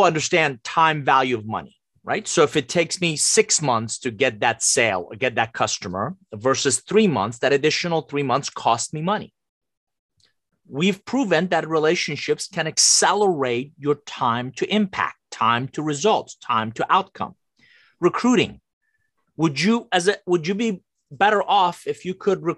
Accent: Iran; English is a second language; now in United States; I'm originally from Iran, came to the US with a suitcase, $100, didn't know anybody, didn't speak a word of English

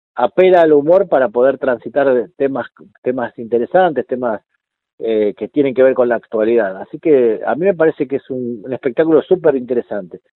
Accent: Mar del Tuyú, Buenos Aires Province, Argentina; yo me crié en Mar del Tuyú, partido de la costa, que es un pueblo que todavía es un pueblo chico

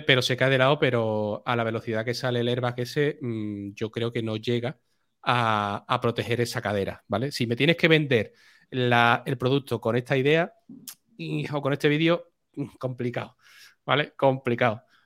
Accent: Seville, Andalusia, Spain; que soy de Sevilla

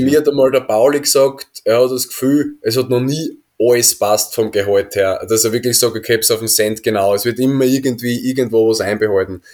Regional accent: Austria; moved away as an adult; als Österreicher

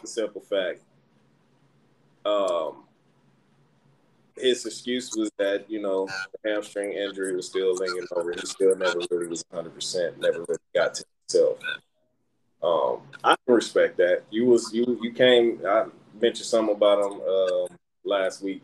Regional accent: Detroit, Michigan, United States; born or raised there

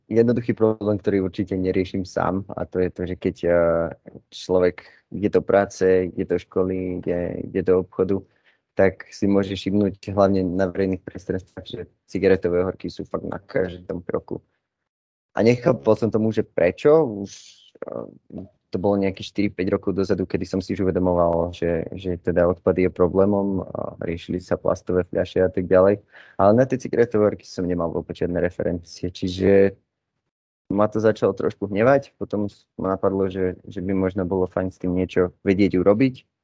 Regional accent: Žiar nad Hronom, Banská Bystrica Region, Slovakia; moved away as an adult; now in Bratislava, Slovakia; mám 21 rokov, pochádzam zo Žiaru nad Hronom, ale v súčasnosti už som v Bratislave kvôli štúdiu na vysokej škole

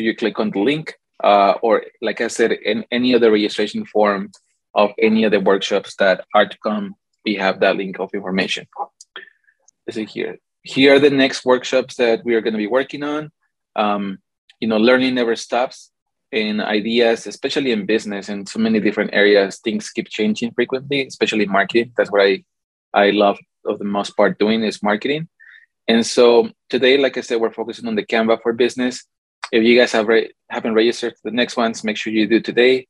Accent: Mexico City, Mexico; also born or lived in California; now in Arizona, United States; I'm Mexican. So as you can see, like I put it on my points, I was born in California, grew up in Mexico City, then moved to Arizona, and I've been here for almost 10 years

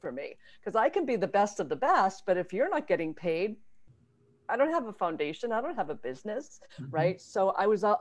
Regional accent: Mendon, Massachusetts, United States; I grew up in Mendon, Massachusetts

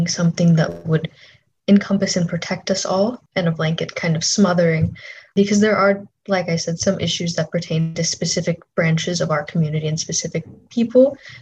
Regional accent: Minnesota, United States; when I grew up in Minnesota

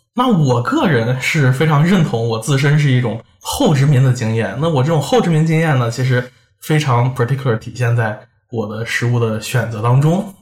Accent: Xi'an, Shaanxi, China; now in Paris, France; 因为我家是西安的，我从小在那边长大，我们就那边有很多回民

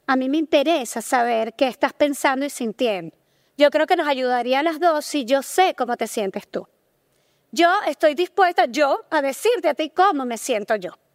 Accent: Venezuela; nosotros somos venezolanos en Venezuela la cultura está muy marcada por lo religioso

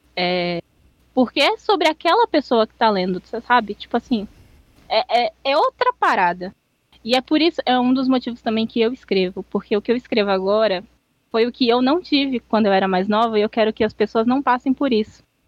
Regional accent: São Paulo, Brazil; Sou paulista

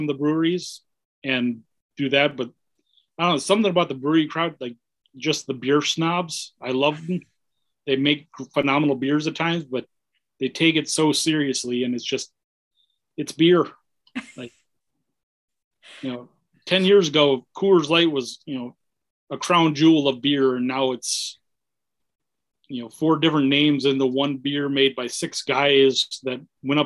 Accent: Minnesota, United States; I grew up in Minnesota.

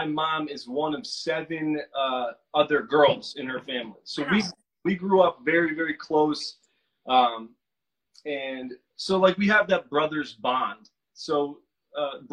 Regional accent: Milford, Connecticut, United States; also born or lived in New York; I grew up on the East Coast. I'm an East Coast guy, Connecticut, in a town called Milford, Connecticut

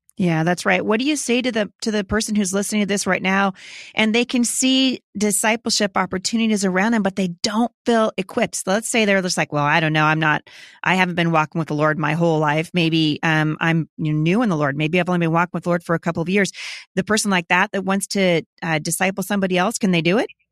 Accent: Vancouver, Washington, United States; Vancouver, Washington, my hometown

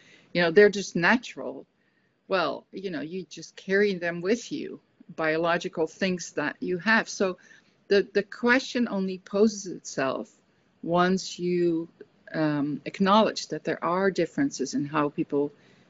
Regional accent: Netherlands; moved away; also born or lived in United States; when I come back to a Dutch context, that I'm more feeling my emotions as a Dutch person

